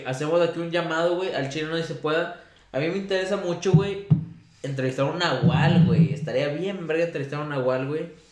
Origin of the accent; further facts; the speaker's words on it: San Buenaventura, Mexico; yo soy de San Buenaventura